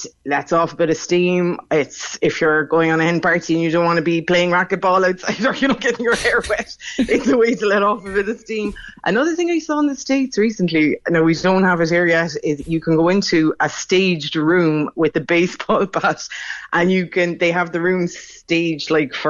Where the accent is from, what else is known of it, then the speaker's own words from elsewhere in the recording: Crosshaven, Munster, Ireland; I grew up in Crosshaven in Carrigaline, and we all said Novel